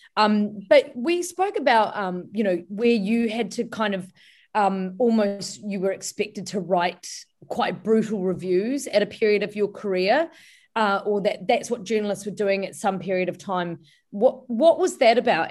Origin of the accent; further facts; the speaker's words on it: New Zealand; moved away as an adult; now in Melbourne, Australia; It took me two years to mm leave my hometown in New Zealand and settle in Melbourne.